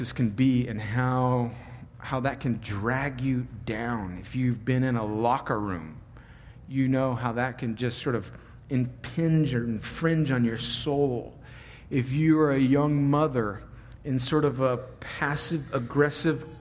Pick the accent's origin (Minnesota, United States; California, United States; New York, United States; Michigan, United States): California, United States; I grew up on the Mexican border, like right on the Mexican border